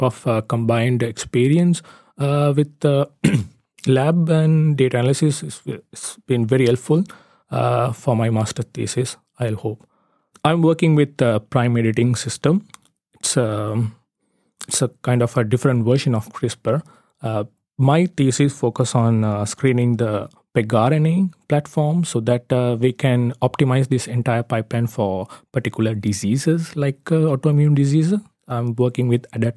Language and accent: English; Sri Lanka; moved away as an adult; also born or lived in Trondheim, Norway; now in Oslo, Norway; I'm from Sri Lanka. I did my bachelor's in Sri Lanka